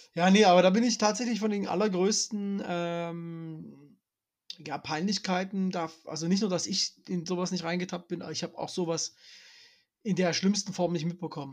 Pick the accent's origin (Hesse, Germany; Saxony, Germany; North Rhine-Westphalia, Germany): Saxony, Germany; Dresden; ich bin ja Dresdner